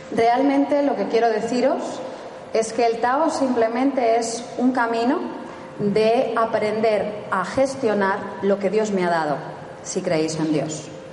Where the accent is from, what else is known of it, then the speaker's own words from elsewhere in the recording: Spain; somos españoles